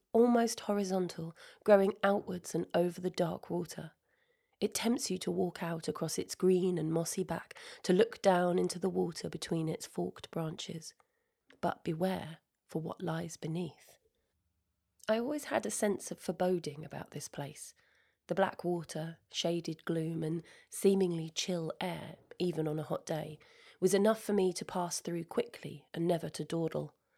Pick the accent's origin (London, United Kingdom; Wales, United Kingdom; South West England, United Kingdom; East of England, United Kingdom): East of England, United Kingdom; Sidestrand; the house I grew up in was in Sidestrand, North Norfolk